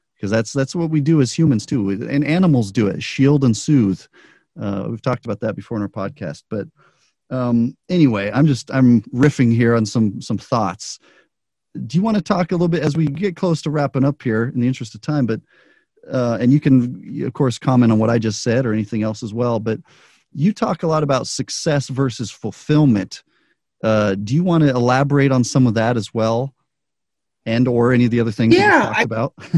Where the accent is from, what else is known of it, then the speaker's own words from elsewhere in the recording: Albuquerque, New Mexico, United States; now in Las Vegas, United States; I grew up in Albuquerque.